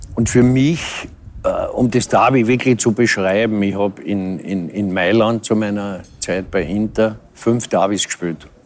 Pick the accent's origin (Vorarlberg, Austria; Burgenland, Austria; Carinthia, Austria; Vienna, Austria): Vienna, Austria; als echter Wiener